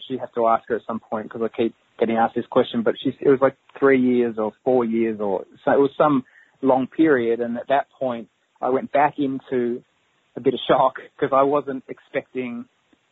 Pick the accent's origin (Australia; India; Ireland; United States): Australia; I'm from Australia